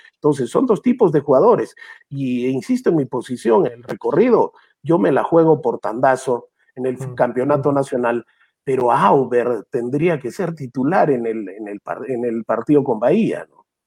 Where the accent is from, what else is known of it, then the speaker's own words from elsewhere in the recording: Arequipa, Peru; Yo soy arequipeño primero, pero eso no me quita que sea peruano.